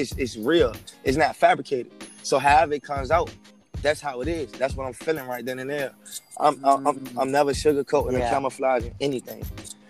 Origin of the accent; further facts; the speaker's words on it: Norfolk, Virginia, United States; I'm from Norfolk, Virginia. Born and raised native